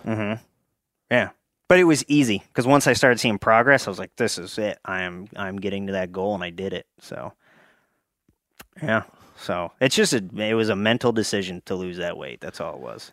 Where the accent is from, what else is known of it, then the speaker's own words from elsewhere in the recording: Pottsville, Pennsylvania, United States; I grew up in Schuylkill County, the anthracite coal region.